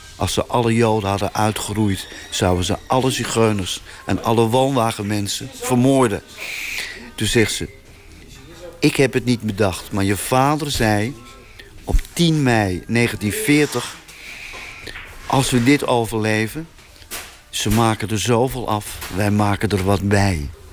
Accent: North Brabant, Netherlands; Uit een woonwagenkamp in Brabant, waar ik geboren ben in 1942.

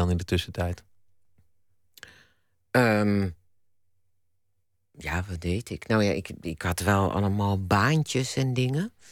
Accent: The Hague, South Holland, Netherlands; Want ik dacht, ik ga dan dat, dat winkeltje dat, dat was in Rotterdam. Ik kwam uit Den Haag. Ik, ik dacht, ik wil weg naar een andere stad.

